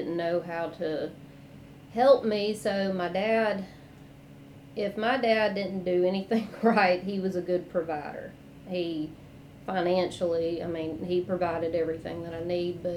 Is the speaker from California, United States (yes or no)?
no; Rankin County, Jackson, Bolton, Clinton, Mississippi, United States; So I grew up in Rankin County, and then when my dad remarried, moved to Jackson. And then we moved to Bolton, and I started going to Clinton schools.